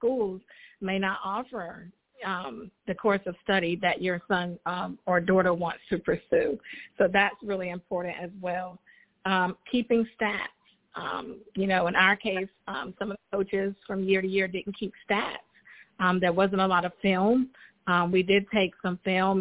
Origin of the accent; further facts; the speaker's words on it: United States; now in Charlotte, United States; my hometown of Richmond County